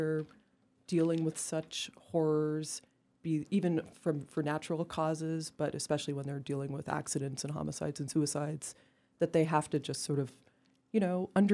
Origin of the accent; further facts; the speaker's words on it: Canada; I'm Canadian